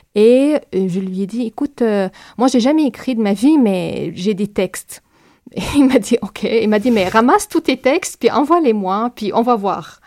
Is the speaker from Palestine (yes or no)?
yes; Palestine; French is a second language; now in Montreal, Canada; C'est ma façon d'être palestinienne